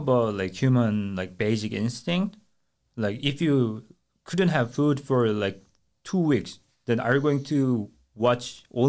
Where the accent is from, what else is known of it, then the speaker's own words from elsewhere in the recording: South Korea; moved away; I'm from Korea.